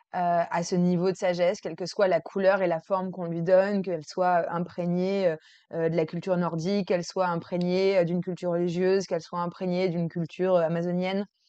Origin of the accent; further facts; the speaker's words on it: Versailles, Île-de-France, France; j'ai grandi à Versailles.